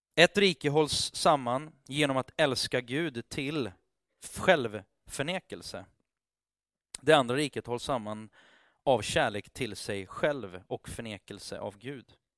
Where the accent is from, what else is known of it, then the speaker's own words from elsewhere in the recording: Sweden; Vi är ju svenskar